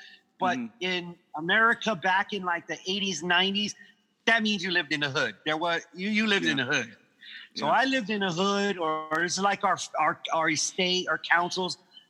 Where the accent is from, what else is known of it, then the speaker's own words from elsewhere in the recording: Guam; moved away; also born or lived in Hawaii / London; I was born in Hawaii. My dad was in the military when I was when I was coming into the world, and he was stationed in Hawaii. But yes, I'm originally from Guam, from the island of Guam.